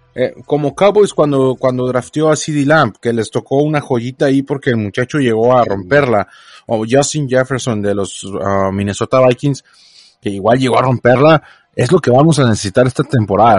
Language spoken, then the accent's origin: Spanish; Mexico